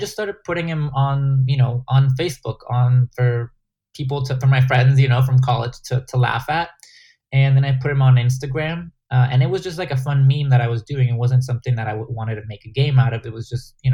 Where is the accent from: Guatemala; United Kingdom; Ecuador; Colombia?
Guatemala; English is a second language; moved away; game that I grew up in playing in Guatemala